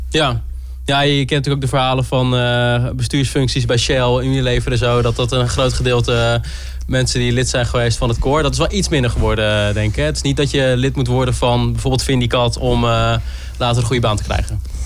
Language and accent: Dutch; Groningen, Netherlands; ik kom zelf uit Groningen, dus ik ken hier ook al mensen